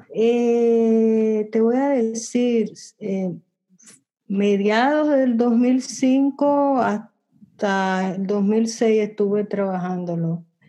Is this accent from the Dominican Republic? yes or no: yes; Dominican Republic; en el barrio donde yo crecí, en el Mirador